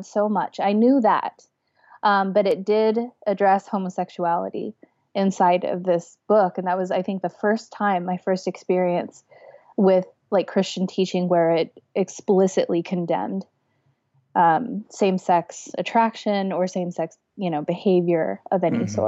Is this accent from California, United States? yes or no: yes; Los Angeles, California, United States; I'm from Los Angeles, or LA proper. I was born in Southern California, raised there my whole life